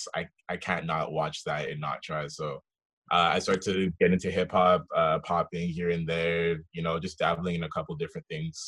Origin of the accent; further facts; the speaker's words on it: Vancouver, British Columbia, Canada; also born or lived in Nova Scotia; I was born in Nova Scotia, raised in Vancouver